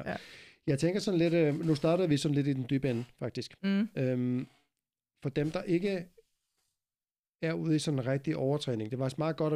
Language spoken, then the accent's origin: Danish; Iceland; Jeg er meget speciel, fordi jeg kommer fra Island.